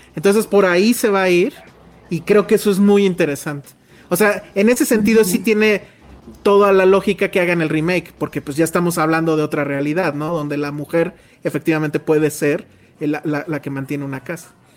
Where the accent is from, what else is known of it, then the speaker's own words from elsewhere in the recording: Mexico City, Mexico; todos somos de CDMX, de CDMX. Pues sí, sí, ¿no? Sí. O sea, original de cepa